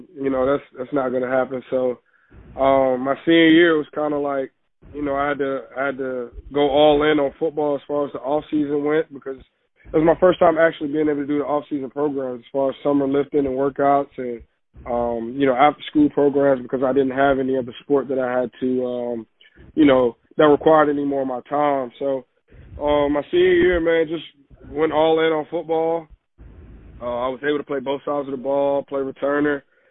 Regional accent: Richmond, Virginia, United States; also born or lived in Midlothian, Virginia; my school's in Midlothian, but I'm from Richmond, Virginia

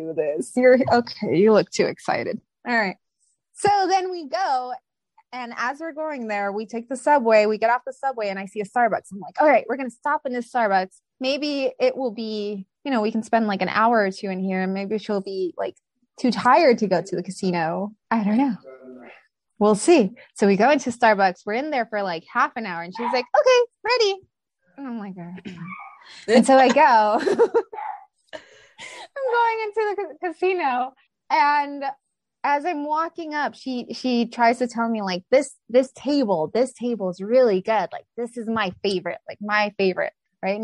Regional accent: Las Vegas, Nevada, United States; also born or lived in Mexico City; I'm from Vegas

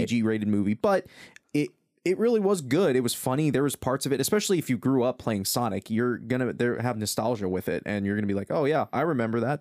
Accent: Wisconsin, United States; accent: Wisconsin; I'm from Wisconsin

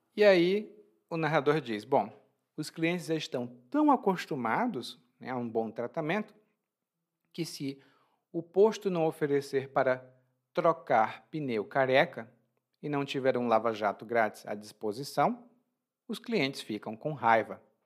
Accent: Brazil; born or raised there

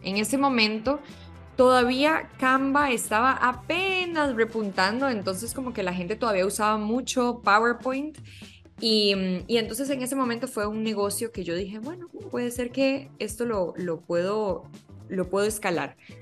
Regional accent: Costa Rica; moved away as an adult; now in Mexico; yo soy costarricense de nacimiento y em, aquí estudié diseño publicitario

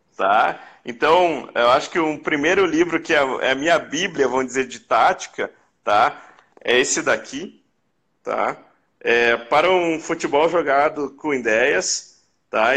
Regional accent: Novo Hamburgo, Rio Grande do Sul, Brazil; Eu sou de Novo Hamburgo, que é na região metropolitana de Porto Alegre, aqui no Rio Grande do Sul

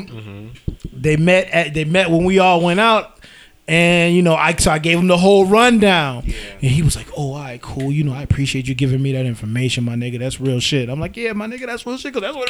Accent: Massachusetts, United States; now in Charlotte, United States; I live in Charlotte. I'm from Massachusetts.

